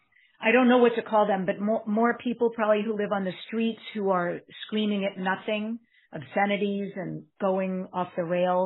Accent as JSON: {"language": "English", "area": "Long Island", "region": "New York", "country": "United States", "said": "I'm also from New York, Long Island."}